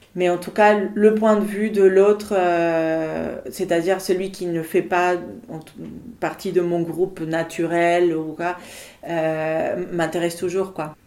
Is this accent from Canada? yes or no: no; Buenos Aires, Argentina; moved away as an adult; also born or lived in Paris, France; now in Nantes, France; Je suis née en Argentine il y a 40 ans, à Buenos Aires. Et en 2021, j'ai fêté mes premières 20 années de vie en France.